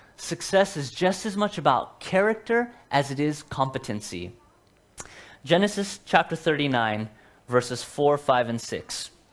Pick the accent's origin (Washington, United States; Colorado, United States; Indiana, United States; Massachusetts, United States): Washington, United States; Seattle; moved away; I'm from Seattle